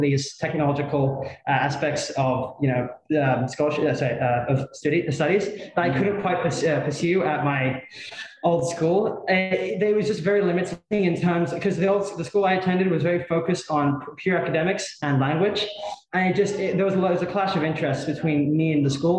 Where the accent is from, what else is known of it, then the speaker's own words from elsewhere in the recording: England, United Kingdom; now in Barcelona, Spain; I'm from England. I moved here 7 years ago